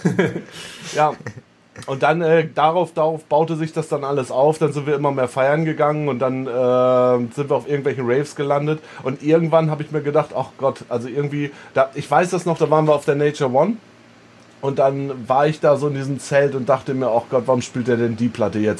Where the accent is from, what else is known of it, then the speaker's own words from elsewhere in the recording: East Frisia, Lower Saxony, Germany; moved away as an adult; now in Berlin, Germany; bei uns in Ostfriesland